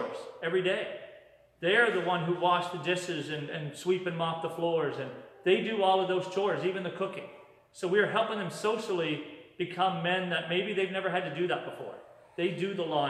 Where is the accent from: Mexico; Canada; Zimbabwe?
Canada; Yarmouth, Nova Scotia; now in Moncton, Canada; I'm originally from Yarmouth, Nova Scotia, and I live in Moncton